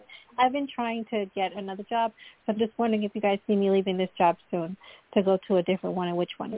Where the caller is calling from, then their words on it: Long Island, New York, United States; Hi, this is … I'm calling from New York, Long Island, New York.